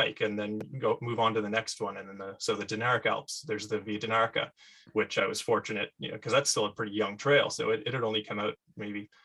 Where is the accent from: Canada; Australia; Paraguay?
Canada; as a Canadian